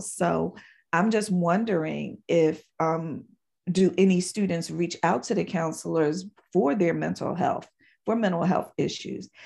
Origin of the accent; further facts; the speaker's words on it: Philadelphia, Pennsylvania, United States; moved away; I am originally from Philadelphia, Pennsylvania